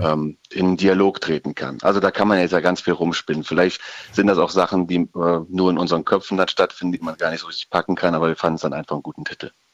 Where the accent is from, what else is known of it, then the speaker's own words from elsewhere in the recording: Ruppichteroth, North Rhine-Westphalia, Germany; first language German; Wir sind … aus Rot, was da ziemlich genau zwischen Köln und Bonn und dann etwas weiter ins Nirgendwo gelegen ist